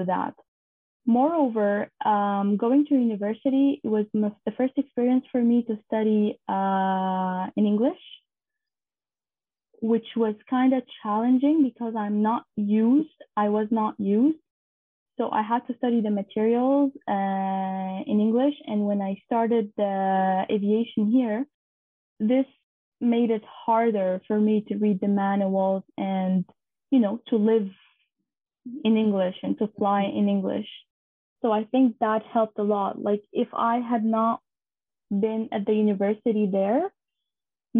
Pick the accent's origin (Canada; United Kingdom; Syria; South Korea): Syria; moved away as an adult; Growing up in Syria was actually very nice